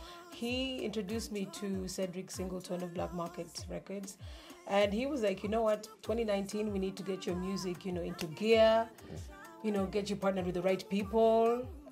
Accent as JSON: {"language": "English", "country": "Kenya", "tie": "born there", "said": "I was born in Kenya."}